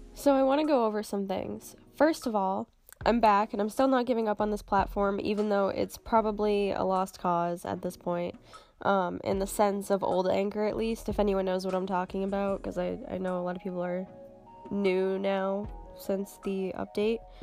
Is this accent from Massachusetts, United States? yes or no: yes; Cape Cod, Massachusetts, United States; I'm from Cape Cod, which is a tiny little peninsula on the east coast. It's in Massachusetts